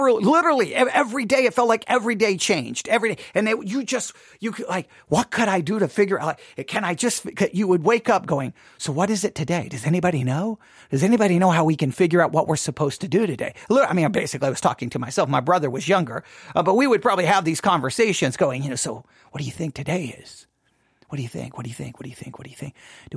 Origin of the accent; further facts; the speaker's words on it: Buffalo Gap, Texas, United States; I grew up in West Texas, mind you, obviously, Buffalo Gap, Texas